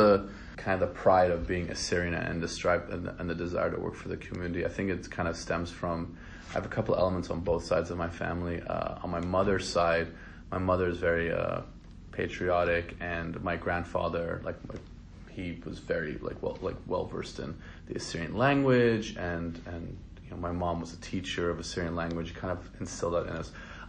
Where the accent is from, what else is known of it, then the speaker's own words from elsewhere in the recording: Los Angeles, California, United States; also born or lived in England; I was born in England in 82. My family came, we came here in 1989. Mm-hmm. I was 7 years old. And we lived in North Hollywood. It was North Hollywood technically.